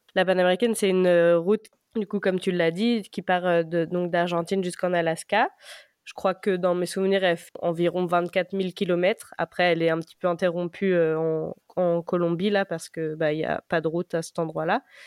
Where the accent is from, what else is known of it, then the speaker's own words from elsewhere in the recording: a small village south of Rennes, Brittany, France; j'ai 29 ans et je viens d'un petit village au sud de Rennes.